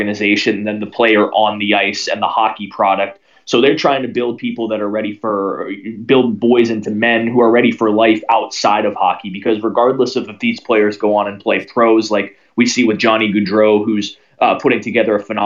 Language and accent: English; Northern Virginia, United States; growing up in Northern Virginia